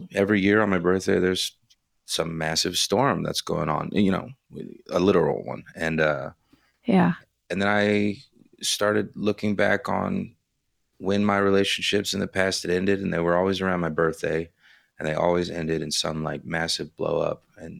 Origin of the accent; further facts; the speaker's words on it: Houston, Texas, United States; Yeah, in Houston. I was born in August of 83, and my mother was going into labor during Hurricane Alicia.